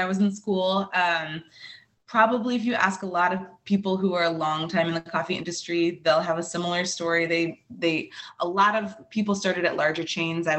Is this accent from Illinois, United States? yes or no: yes; Chicago, Illinois, United States; now in Milwaukee, United States; I'm originally from Chicago